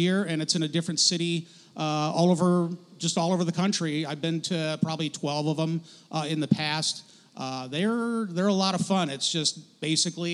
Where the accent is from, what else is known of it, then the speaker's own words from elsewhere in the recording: outside of Detroit, Michigan, United States; moved away as an adult; also born or lived in Florida / Illinois; now in Spokane, United States; I grew up outside of Detroit